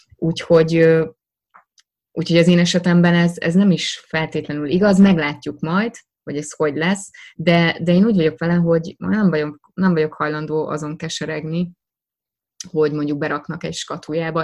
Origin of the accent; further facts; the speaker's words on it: Hungary; first language Hungarian; nekem magyar az anyanyelvem